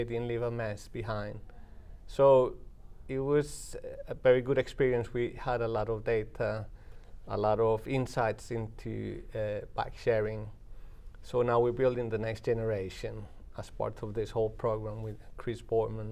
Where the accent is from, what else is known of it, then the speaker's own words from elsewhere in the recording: Colombia; moved away as an adult; also born or lived in United Kingdom; now in Manchester, United Kingdom; I'm from Colombia in South America, but I spent the past 30 years in the UK